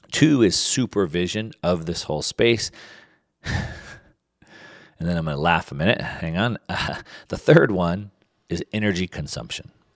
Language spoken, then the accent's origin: English; United States; growing up in the United States